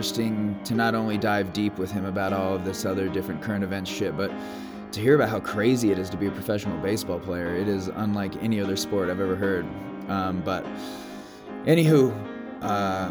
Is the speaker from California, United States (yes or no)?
no; Chicago, Illinois, United States; I am from Chicago